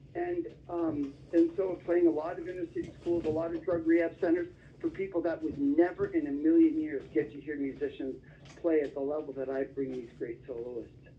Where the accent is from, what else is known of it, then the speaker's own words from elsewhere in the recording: Toronto, Ontario, Canada; moved away as an adult; now in Simpsonville, United States; Originally from Toronto, Canada, so I'm Canadian by birth and I, I moved to the states